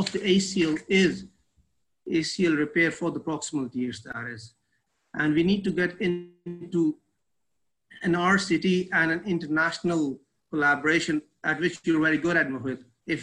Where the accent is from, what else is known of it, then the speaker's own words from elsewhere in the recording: Pakistan; we are from Pakistan